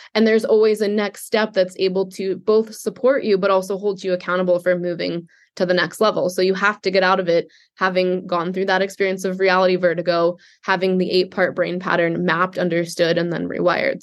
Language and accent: English; New York City, New York, United States; I was raised Jewish in Manhattan